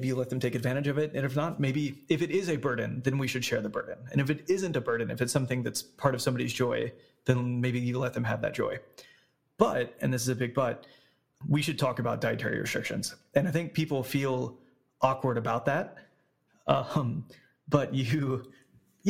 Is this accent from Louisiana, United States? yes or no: yes; Louisiana, United States; I'm from Louisiana. I have a Cajun background